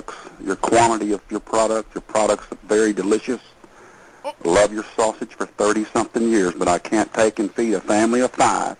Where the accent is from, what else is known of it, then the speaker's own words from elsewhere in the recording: Texas, United States; I'm a Texas man